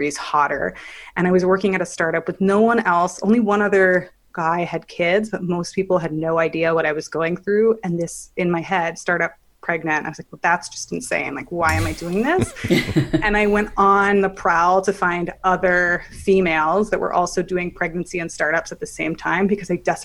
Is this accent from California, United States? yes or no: yes; Palo Alto, California, United States; moved away as an adult; also born or lived in Manhattan; I grew up in Palo Alto in Silicon Valley